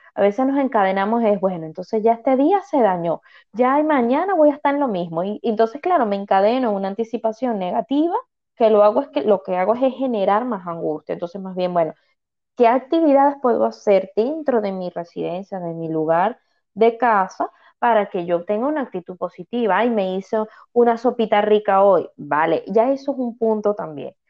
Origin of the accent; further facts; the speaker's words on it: Venezuela; now in Canary Islands, Spain; soy migrante, yo soy venezolana, emigré